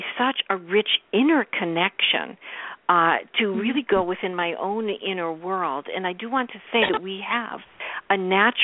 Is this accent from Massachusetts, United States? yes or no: yes; Boston, Massachusetts, United States; I grew up in Boston.